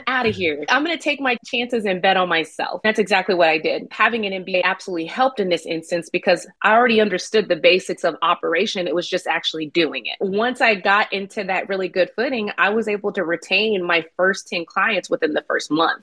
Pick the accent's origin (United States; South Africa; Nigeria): United States; Nashville, Tennessee; now in Austin, United States; I'm originally from Nashville